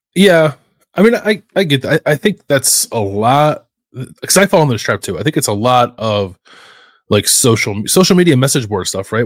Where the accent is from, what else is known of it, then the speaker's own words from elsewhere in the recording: Philadelphia, Pennsylvania, United States; it's in my blood as a Philadelphian